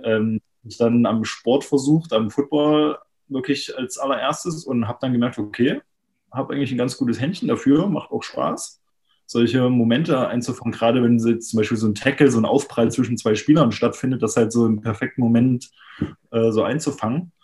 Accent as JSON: {"language": "German", "town": "Jena", "region": "Thuringia", "country": "Germany", "moved": "as an adult", "lives_now": "Berlin, Germany", "said": "ich komme eigentlich ursprünglich aus Jena"}